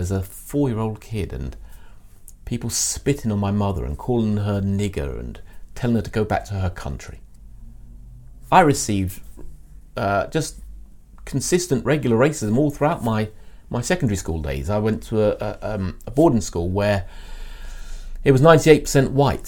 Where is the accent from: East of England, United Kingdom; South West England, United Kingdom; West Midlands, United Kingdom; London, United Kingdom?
London, United Kingdom; I was born in North London in the mid-60s.